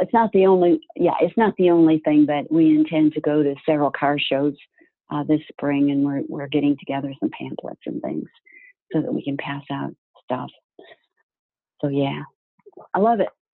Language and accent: English; Florida, United States; I was from Florida